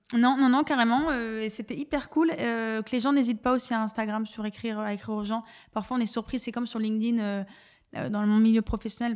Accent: Dunkirk, Hauts-de-France, France; moved away; je viens euh, de Dunkerque euh, dans un milieu plutôt euh, populaire

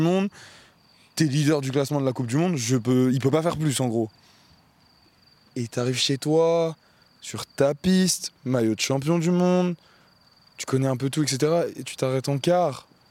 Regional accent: France; moi, en tant que Français

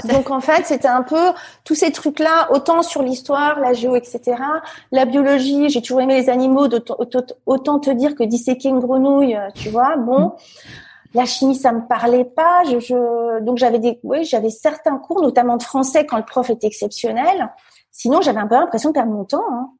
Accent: Fontainebleau, Île-de-France, France; moved away as an adult; je suis née euh, à Fontainebleau, euh, donc c'est à 60 km de Paris. C'est plutôt euh, donc dans des petits villages autour, c'est plutôt la, campagne. J'ai hyper grandi

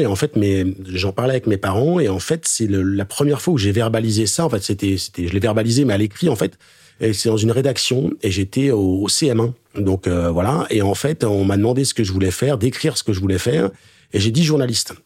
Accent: Le Pré-Saint-Gervais, Île-de-France, France; also born or lived in Haute-Savoie; Je viens du 9-3, Seine-Saint-Denis, donc banlieue parisienne. Je suis né et j'ai vécu dans une petite commune qui s'appelle le Pré-Saint-Gervais

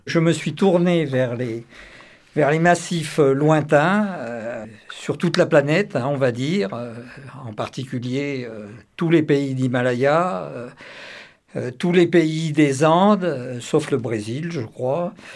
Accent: Auvergne-Rhône-Alpes, France; je suis auvergnat

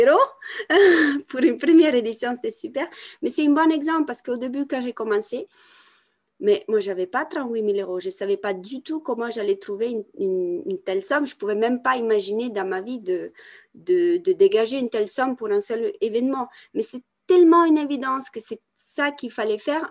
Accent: Italy; moved away; also born or lived in France; je viens d'Italie, c'est un pays catholique

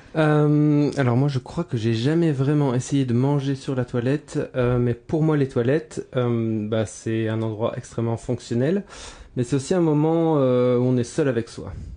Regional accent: France; now in Brussels, Belgium; J'habite Bruxelles. Je ne suis ah pas bruxellois. Enfin bon, si je suis bruxellois. Je suis français

